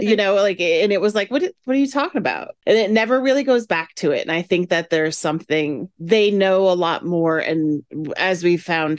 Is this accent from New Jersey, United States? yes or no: yes; New Jersey, United States; Come on, I'm Italian. I'm from Jersey.